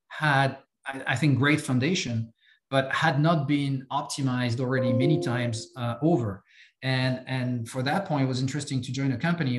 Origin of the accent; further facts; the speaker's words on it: France; accent: French; English is a second language; moved away as an adult; I have some accent. I'm French. I grew up in France